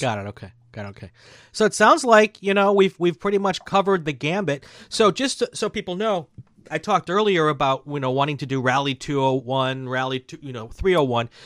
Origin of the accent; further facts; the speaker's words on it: Chicago, Wisconsin area, Midwest, United States; being from the Midwest, growing up in the Midwest in, in the Chicago, Wisconsin area